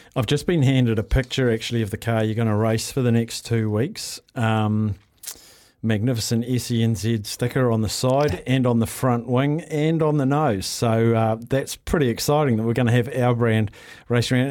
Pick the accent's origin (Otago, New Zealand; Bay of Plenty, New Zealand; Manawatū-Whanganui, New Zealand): Manawatū-Whanganui, New Zealand; Palmerston North; moved away; I grew up in Palmy and I spent many a weekend at, um, Manfield.